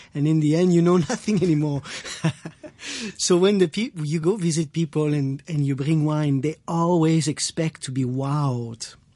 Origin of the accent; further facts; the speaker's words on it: Quebec, Canada; I am French Canadian uh, from Quebec.